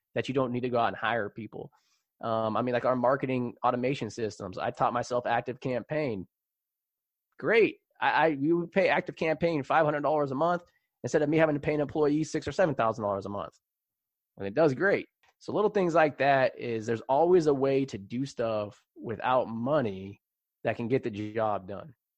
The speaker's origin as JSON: {"language": "English", "town": "San Jose", "region": "California", "country": "United States", "tie": "born or raised there", "said": "it was San Jose when I grew up"}